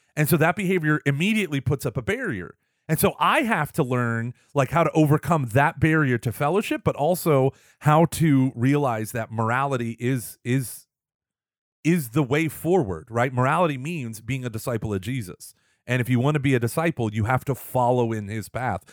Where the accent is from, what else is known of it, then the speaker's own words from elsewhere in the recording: Texas, United States; I'm from Texas, we're a very bl, um, red state, very conservative